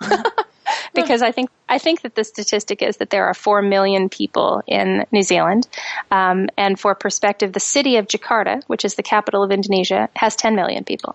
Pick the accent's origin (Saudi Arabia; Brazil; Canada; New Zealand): Canada; moved away; also born or lived in United States; I'm Canadian, so I, I'm an expat to America anyway